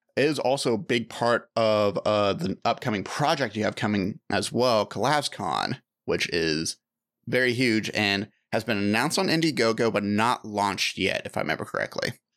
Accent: United States; a United States citizen

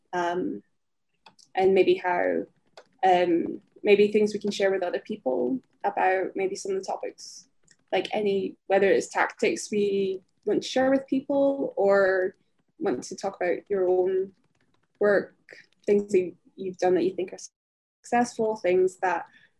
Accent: rural Scotland, United Kingdom; growing up as a Filipino, a mixed race Filipino in rural Scotland

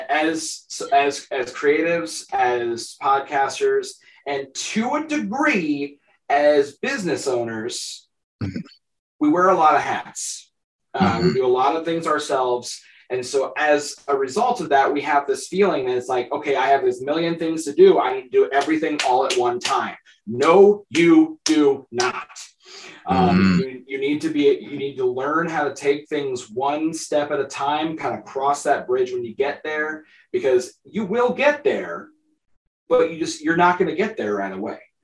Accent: northeast Iowa, United States; I'm from Iowa. I'm a Midwestern boy, born and raised.

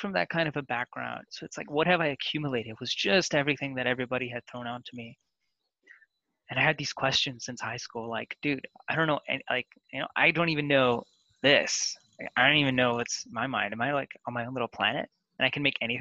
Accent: Kitchener, Ontario, Canada; also born or lived in India / Toronto; I grew up in a city called Kitchener, which is it's called Kitchener-Waterloo

